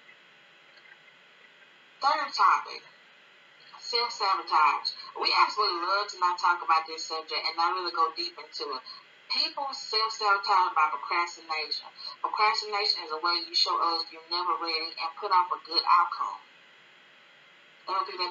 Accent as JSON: {"language": "English", "region": "Alabama", "country": "United States", "said": "I am from Alabama, and I'm 25."}